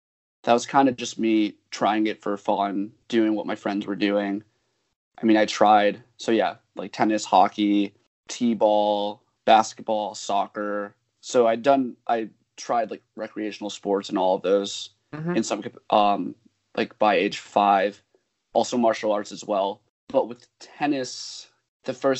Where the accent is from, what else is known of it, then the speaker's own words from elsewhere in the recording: Mamaroneck, New York, United States; I'm from Mamaroneck in Westchester and around